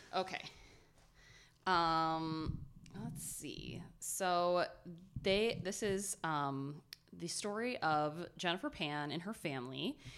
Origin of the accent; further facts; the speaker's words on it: Ohio, United States; We're from Ohio